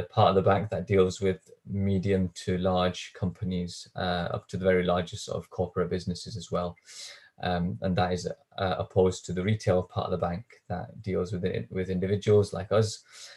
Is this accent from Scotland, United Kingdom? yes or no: no; Bolton, North West England, United Kingdom; now in Manchester, United Kingdom; I was actually born and raised in Bolton.